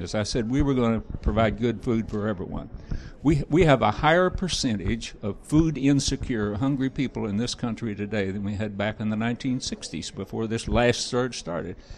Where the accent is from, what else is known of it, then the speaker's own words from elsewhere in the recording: Missouri, United States; I'm from Missouri